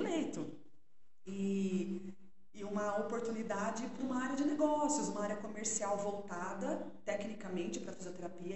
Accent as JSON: {"language": "Portuguese", "town": "Sorocaba", "region": "São Paulo", "country": "Brazil", "tie": "born or raised there", "accent": "sotaquinho do interior", "moved": "as an adult", "said": "eu sou de Sorocaba. E morei, nasci, morei a vida toda lá, me casei, né? Ainda morava em Sorocaba."}